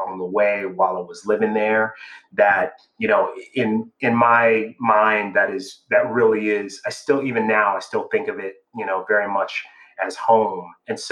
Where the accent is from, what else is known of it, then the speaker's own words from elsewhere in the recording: Miami, Florida, United States; moved away as an adult; also born or lived in London / Chicago; I'm from Miami, Florida, originally.